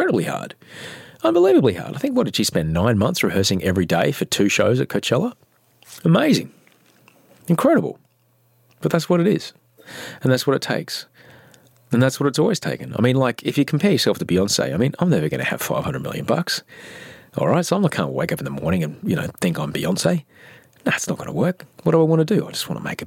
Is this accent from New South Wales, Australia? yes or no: yes; Sydney, New South Wales, Australia; I'm from Sydney, Australia